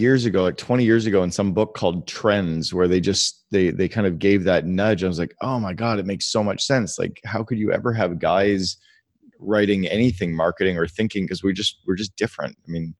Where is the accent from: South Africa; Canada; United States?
Canada; Vancouver, British Columbia; We're from Vancouver where Lulu started